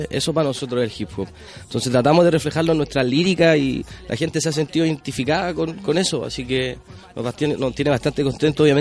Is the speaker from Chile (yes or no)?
yes; Maipú, Santiago Metropolitan Region, Chile; en el barrio somos de Maipú